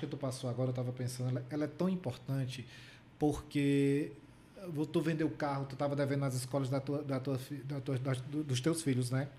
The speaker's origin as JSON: {"language": "Portuguese", "region": "Paraíba", "country": "Brazil", "moved": "yes", "said": "na minha terra, né, na Paraíba"}